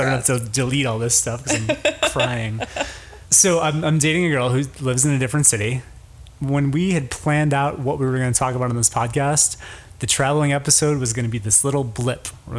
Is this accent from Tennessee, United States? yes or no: no; Chicago, Illinois, United States; Had on my profile that I was from Chicago